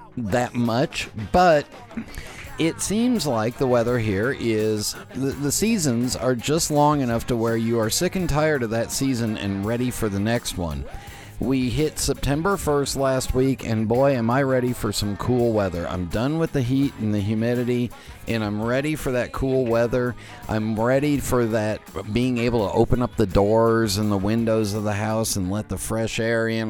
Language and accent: English; Los Angeles, California, United States; moved away as an adult; also born or lived in San Francisco / Las Vegas / East Coast; I was born in San Francisco, but I grew up in the San Fernando Valley